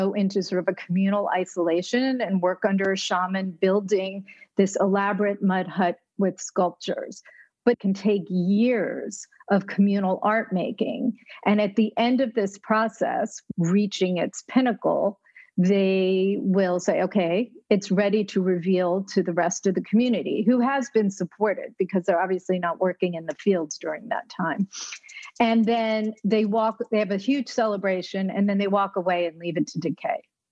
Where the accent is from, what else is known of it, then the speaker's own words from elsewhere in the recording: New York, United States; I grew up in New York